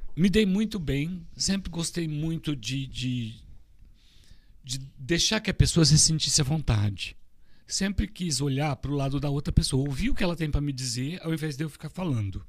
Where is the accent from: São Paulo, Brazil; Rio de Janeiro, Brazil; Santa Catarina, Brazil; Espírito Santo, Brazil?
São Paulo, Brazil; Orlândia; now in Miami, United States; De onde eu vim? De uma cidade que Lá se chama Orlândia